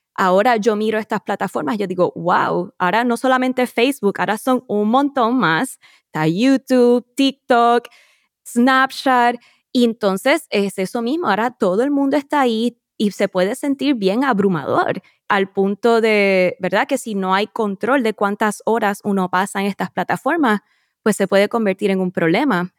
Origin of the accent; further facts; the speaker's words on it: Puerto Rico; Los acompaño desde mi tierra natal, Puerto Rico.